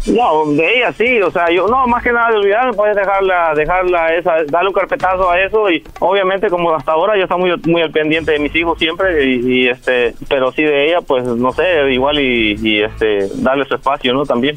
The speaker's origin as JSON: {"language": "Spanish", "region": "Jalisco", "country": "Mexico", "tie": "born or raised there", "also_born_or_lived": "Guerrero", "moved": "yes", "said": "nací en Guerrero, me crié en Jalisco, pero nací en Guerrero"}